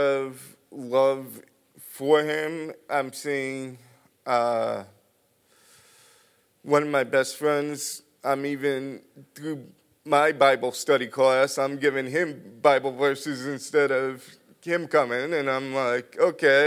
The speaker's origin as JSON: {"language": "English", "town": "Bethel", "region": "Connecticut", "country": "United States", "tie": "born or raised there", "moved": "yes", "lives_now": "South Windsor, United States", "said": "I moved from my hometown in Bethel to South Windsor"}